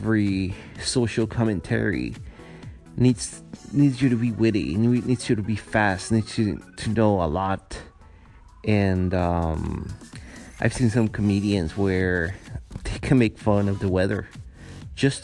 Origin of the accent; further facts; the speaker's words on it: Guatemala; English is a second language; moved away as an adult; also born or lived in San Francisco, United States / Los Angeles, United States / New York, United States; now in Montreal, Canada; I come from Guatemala